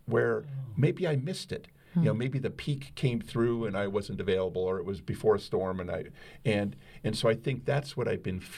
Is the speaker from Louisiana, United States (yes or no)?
no; Cincinnati, Ohio, United States; I grew up in Cincinnati